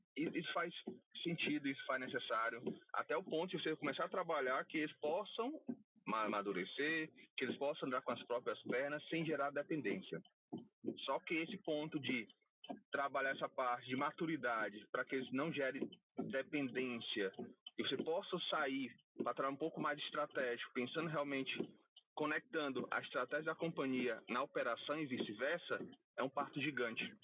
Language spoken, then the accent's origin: Portuguese; Ceará, Brazil; Sou cearense. Moro aqui em Fortaleza.